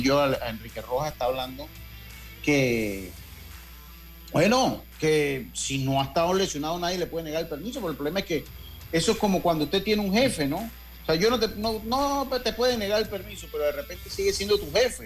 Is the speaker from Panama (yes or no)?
yes; Panama; also born or lived in Santo Domingo; Yo soy de los panameños